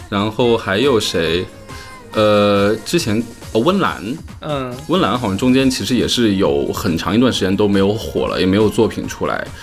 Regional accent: central China, China; 我是中部人，对，对，对，对，湖北

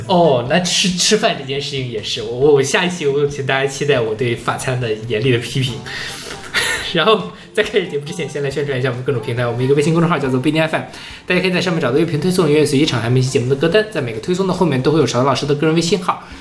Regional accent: China; now in France; 发现我是中国人

